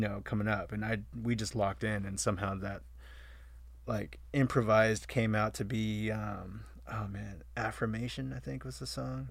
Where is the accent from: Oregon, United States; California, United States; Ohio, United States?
California, United States; Vista; I was coming from Vista.